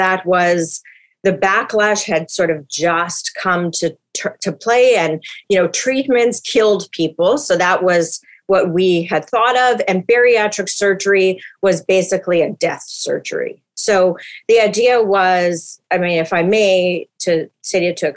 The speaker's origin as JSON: {"language": "English", "town": "Winnipeg", "region": "Manitoba", "country": "Canada", "moved": "yes", "lives_now": "Vancouver, Canada", "said": "I'm from North End, Winnipeg. I say that proudly"}